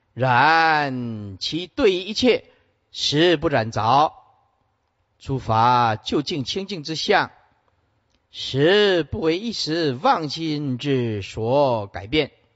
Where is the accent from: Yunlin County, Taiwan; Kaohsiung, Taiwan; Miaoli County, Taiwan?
Yunlin County, Taiwan; Sihu; moved away; 我们出生的地方是云林县四湖乡，对吧？林厝村，似乎出生的地方是一个小农村啊